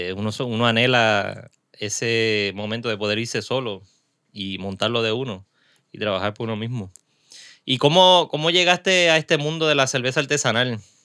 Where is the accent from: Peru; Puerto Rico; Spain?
Puerto Rico; Caguas; now in Carolina, Puerto Rico; yo soy prestado de Cagua, pero vivo acá en Carolina.